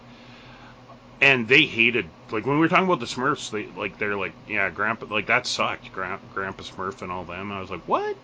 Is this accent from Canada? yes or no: yes; Canada; It was tough growing up sometimes, being a Canadian kid, because we didn't get all the content.